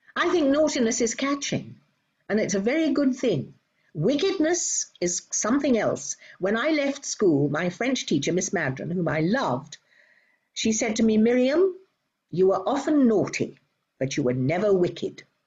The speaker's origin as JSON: {"language": "English", "country": "United Kingdom", "moved": "as an adult", "lives_now": "Robertson, Australia", "said": "I am indeed British Australian."}